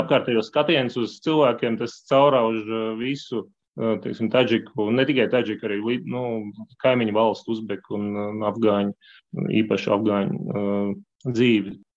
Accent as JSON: {"language": "Latvian", "town": "Valmiera", "region": "Vidzeme", "country": "Latvia", "tie": "born or raised there", "also_born_or_lived": "Spain / France / Russia", "moved": "as an adult", "lives_now": "Belgium", "said": "Es esmu dzimis Valmierā. Nu jā, arī liela daļa laika pavadījis Valmierā."}